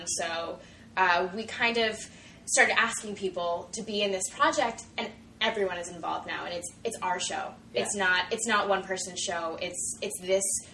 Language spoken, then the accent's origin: English; New York, United States; moved away; I'm from New York